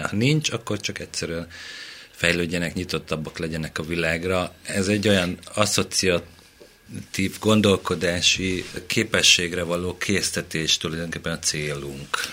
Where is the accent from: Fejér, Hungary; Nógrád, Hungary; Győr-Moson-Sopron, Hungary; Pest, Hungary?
Pest, Hungary; Mende; Én Mendei vagyok.